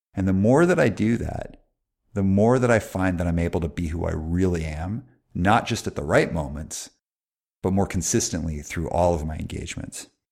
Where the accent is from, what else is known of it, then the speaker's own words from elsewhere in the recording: Calgary, Alberta, Canada; I grew up in Calgary, Alberta in the eighties